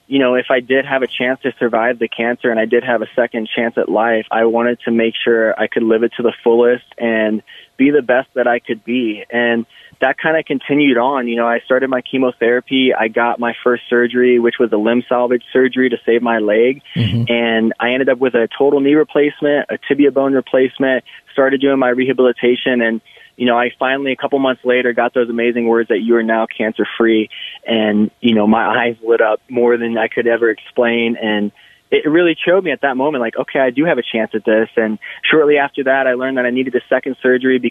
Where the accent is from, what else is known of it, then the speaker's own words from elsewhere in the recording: St. Louis, Missouri, United States; now in Colorado, United States; my story started off in St. Louis, Missouri